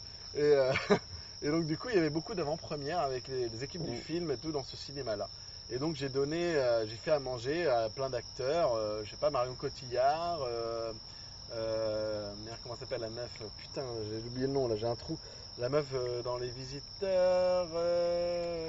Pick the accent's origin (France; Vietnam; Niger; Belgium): France; Angoulême, Nouvelle-Aquitaine; moved away as an adult; now in Japan; je suis d'Angoulême à la base